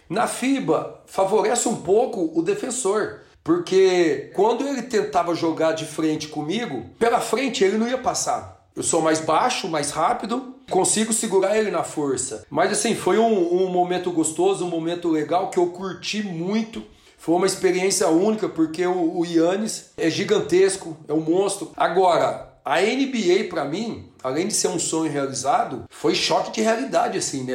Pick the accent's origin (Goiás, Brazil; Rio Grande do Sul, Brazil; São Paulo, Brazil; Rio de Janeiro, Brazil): São Paulo, Brazil; Orlândia; moved away as an adult; also born or lived in United States / Israel; a gente saiu de Orlândia, uma cidade pequena